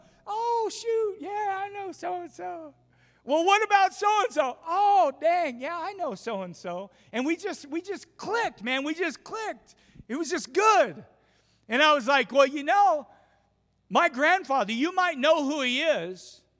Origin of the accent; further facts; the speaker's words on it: Twin Falls, Idaho, United States; went to the same church that I was raised in Twin Falls.